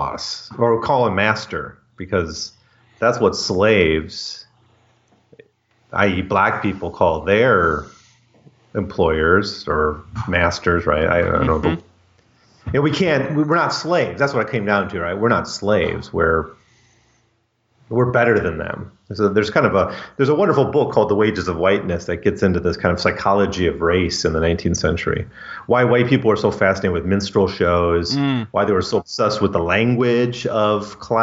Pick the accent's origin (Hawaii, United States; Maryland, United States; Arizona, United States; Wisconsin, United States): Wisconsin, United States; Central; I'm from Central Wisconsin.